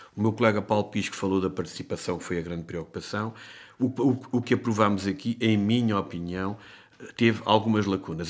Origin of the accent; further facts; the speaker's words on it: Castelo Branco, Portugal; eu sou de Castelo Branco